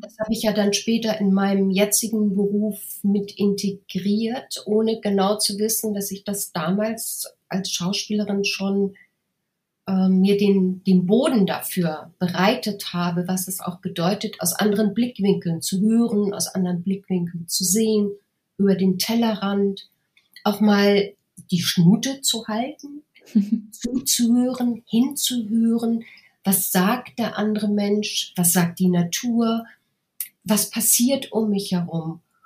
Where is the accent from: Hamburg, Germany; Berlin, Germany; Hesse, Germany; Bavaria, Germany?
Hamburg, Germany; accent: Hamburg; moved away as an adult; also born or lived in Munich; als Hamburgerin, ich habe auch damals ganz stark gehamburgert